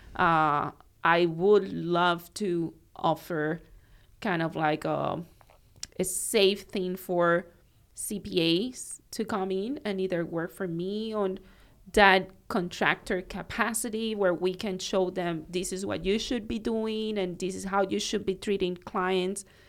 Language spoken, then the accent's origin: English; Cuba; moved away as an adult; also born or lived in Miami; now in Naples, United States; growing up in Cuba at that time